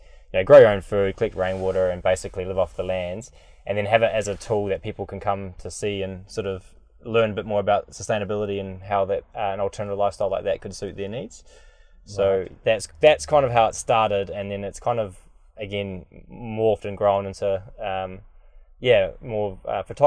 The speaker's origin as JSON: {"language": "English", "region": "Southland", "country": "New Zealand", "tie": "born or raised there", "also_born_or_lived": "Auckland", "moved": "yes", "said": "I'm originally from Southland, dairy farm upbringing down there"}